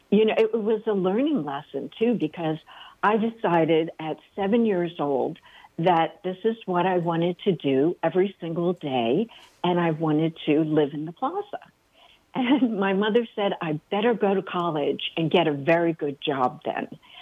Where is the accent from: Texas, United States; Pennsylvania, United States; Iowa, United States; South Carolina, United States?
Pennsylvania, United States; also born or lived in Ireland / California; now in Portugal; Originally Pennsylvania, then Ireland, and California, and now Portugal.